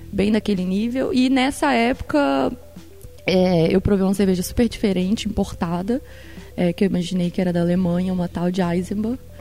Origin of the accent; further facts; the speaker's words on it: Minas Gerais, Brazil; moved away; Sou, sou de, de Minas